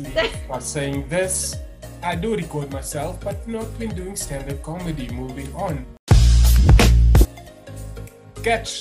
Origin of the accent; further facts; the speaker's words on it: South Africa; I'm the South African